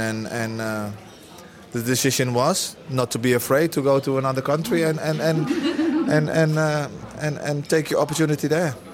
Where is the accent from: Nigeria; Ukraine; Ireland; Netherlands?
Netherlands; Yeah, but I'm Dutch. I'm Dutch. I was brought up in Holland from when I was five. I lived all my youth in Holland.